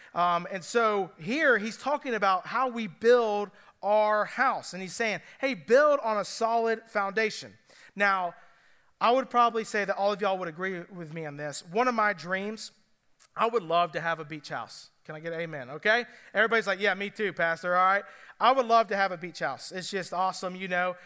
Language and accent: English; Cobb County, Georgia, United States; now in Greenville County, United States; I'm from Cobb County